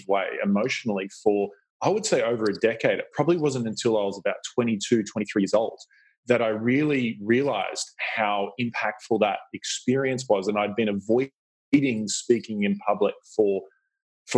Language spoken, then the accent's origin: English; Australia; You can probably hear my accent. I grew up in Australia